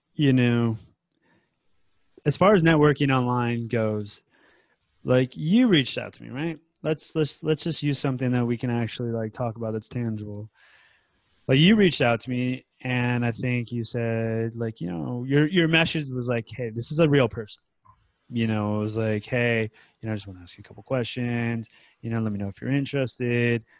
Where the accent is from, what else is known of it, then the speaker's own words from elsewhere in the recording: United States; now in Thailand; I'm from the United States